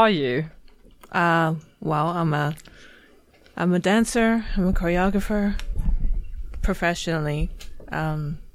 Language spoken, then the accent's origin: English; Chicago, Illinois, United States; moved away as an adult; also born or lived in New York City; now in Gothenburg, Sweden; originally I'm from Chicago